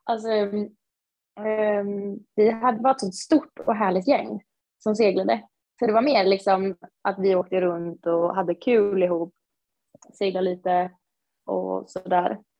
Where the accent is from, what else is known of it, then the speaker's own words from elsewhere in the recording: Östersund, Jämtland, Sweden; Så att jag kommer då från Östersund, vilket man inte kan tro eftersom att jag inte pratar som de där längre.